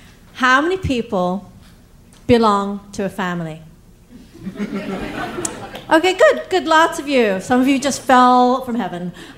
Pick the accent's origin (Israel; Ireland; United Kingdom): United Kingdom; England; accent: English; also born or lived in East Africa; now in United States; My family, over the generations, we moved from India to East Africa, where I was born, then to England, where I got my accent, and then to America, where, you know, I'm here. And that means that I grew up with a version of Indian culture that is 100 years old.